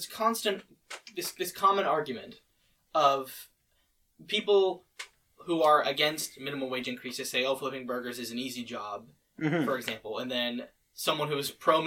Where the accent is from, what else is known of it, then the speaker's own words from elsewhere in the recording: Oakville, Ontario, Canada; the house where we were living when I was born was in Oakville.